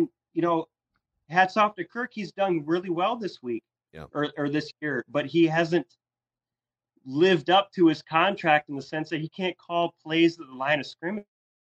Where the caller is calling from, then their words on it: Mason City, Iowa, United States; I'm here in Mason City, Iowa.